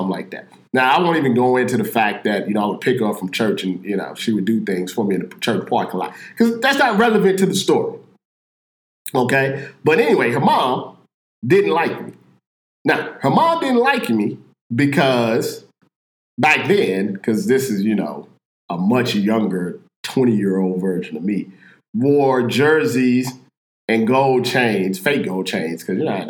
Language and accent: English; St. Louis, Missouri, United States; I'm from Missouri, St. Louis, Missouri